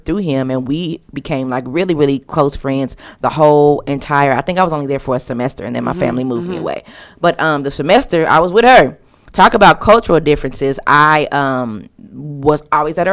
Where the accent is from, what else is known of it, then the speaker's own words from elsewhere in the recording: Southern California, United States; moved away as an adult; also born or lived in Compton, California / Santa Fe Springs, California / Kansas City, Missouri; now in Dallas, United States; When I moved from Compton, California, where it was predominantly black, my parents moved me to Santa Fe Springs